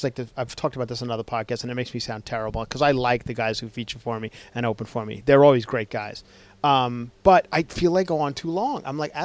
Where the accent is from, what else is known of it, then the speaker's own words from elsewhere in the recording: Ronkonkoma, New York, United States; moved away; I don't stay in Ronkonkoma, but that's where I'm from. That is my hometown.